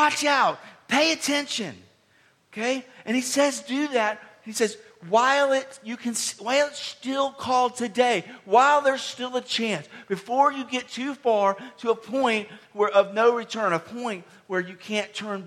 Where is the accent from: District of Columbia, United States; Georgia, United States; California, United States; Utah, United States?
Georgia, United States; Decatur; I grew up in the Atlanta, Georgia area, near Decatur